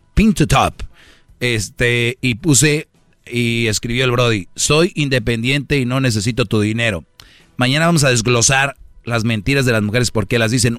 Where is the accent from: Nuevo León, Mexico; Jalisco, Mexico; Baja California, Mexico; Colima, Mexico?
Nuevo León, Mexico; Monterrey; en Monterrey, de donde yo soy